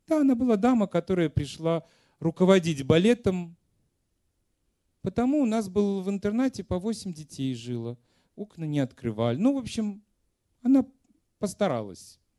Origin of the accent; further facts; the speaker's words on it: Ural, Russia; Простите, я с Урала.